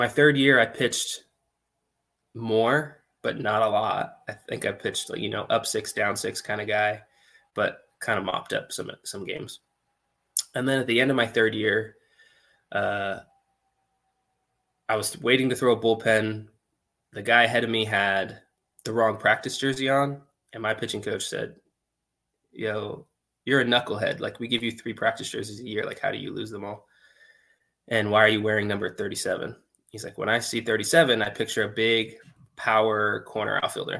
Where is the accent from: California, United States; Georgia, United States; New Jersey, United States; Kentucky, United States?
California, United States; San Jose; I grew up in San Jose, California